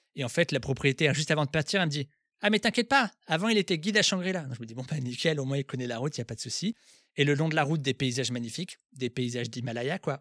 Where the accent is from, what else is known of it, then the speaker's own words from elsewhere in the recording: France; moi aussi, je suis français